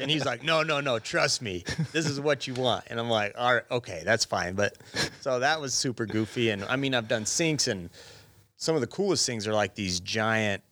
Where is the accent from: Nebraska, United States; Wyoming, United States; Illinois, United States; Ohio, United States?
Wyoming, United States; Gillette; also born or lived in Laramie, Wyoming / Buffalo, Wyoming; now in Sheridan, United States; I'm from Gillette